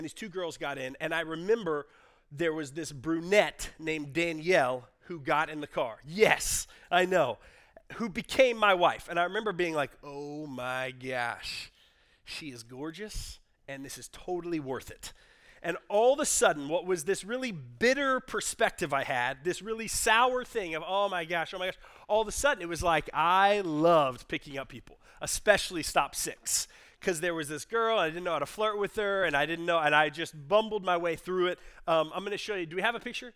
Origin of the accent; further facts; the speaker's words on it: Garland, Texas, United States; I grew up in Garland, and I was living in Garland at the time